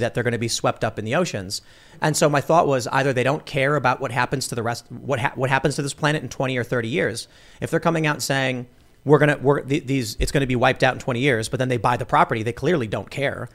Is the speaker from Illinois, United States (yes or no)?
yes; Chicago, Illinois, United States; I grew up in the city. I, I grew up in Chicago